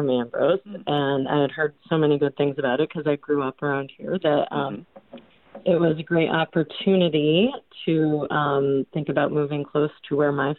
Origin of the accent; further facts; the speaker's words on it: New Windsor, Illinois, United States; moved away as an adult; also born or lived in Toronto, Canada / upstate New York; now in Davenport, United States; I grew up in New Windsor, Illinois. I don't know if either one of you are familiar with it, but it's around 30 miles from here. I went to the Elwood High School.